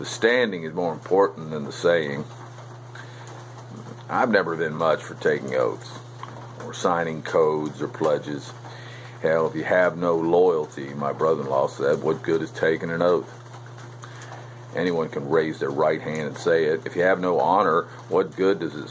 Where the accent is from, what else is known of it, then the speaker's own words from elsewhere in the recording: Melbourne, Florida, United States; here in my hometown of Melbourne, Florida, for the past 35 years